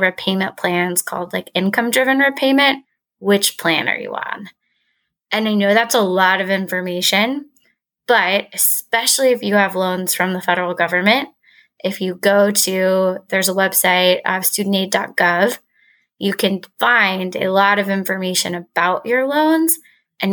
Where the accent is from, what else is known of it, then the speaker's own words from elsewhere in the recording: Texas, United States; I'm from Texas. And I think that coming back to Texas after business school